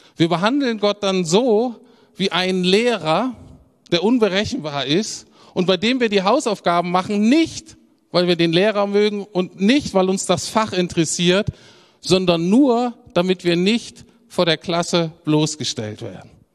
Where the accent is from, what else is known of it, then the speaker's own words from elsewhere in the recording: Germany; als Deutscher